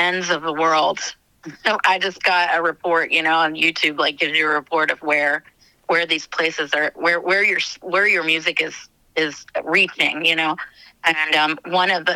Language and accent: English; Israel; also born or lived in United States; I was born in Israel, and I've lived there on and off my whole life.